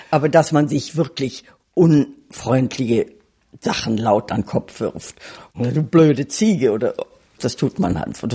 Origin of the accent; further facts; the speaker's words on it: Silesian Voivodeship, Poland; born there; Ich bin in Schlesien geboren und mein Mann stammt aus Ostdeutschland.